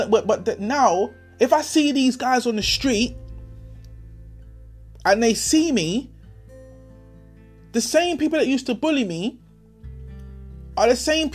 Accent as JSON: {"language": "English", "region": "London", "country": "United Kingdom", "said": "I was from Dulwich. No one from Dulwich went to my school."}